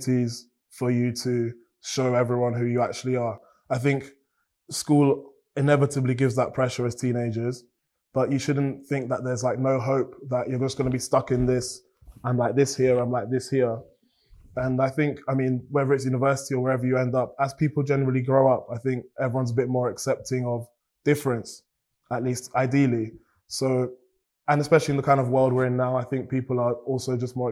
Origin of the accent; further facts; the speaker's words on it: Cambridge, East of England, United Kingdom; I've grown up in Cambridge